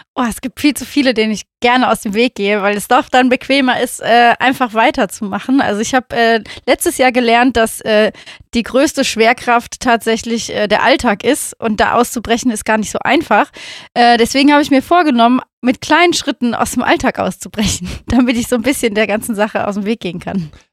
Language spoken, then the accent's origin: German; Rhineland, Germany